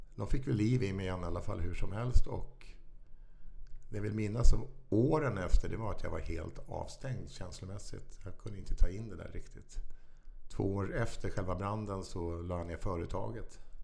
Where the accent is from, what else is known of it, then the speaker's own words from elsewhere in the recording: Stockholm, Stockholm County, Sweden; also born or lived in Vaxholm / Farsta; Stockholms södra förorter